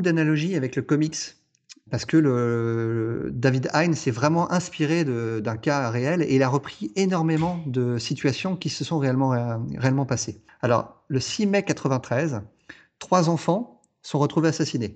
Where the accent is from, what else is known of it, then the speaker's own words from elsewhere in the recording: France; chez nous en France